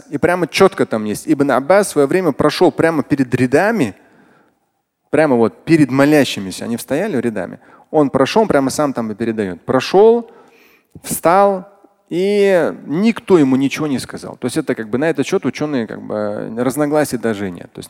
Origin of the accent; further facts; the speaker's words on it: Russia; Меня среди них не было, нет, я татарин.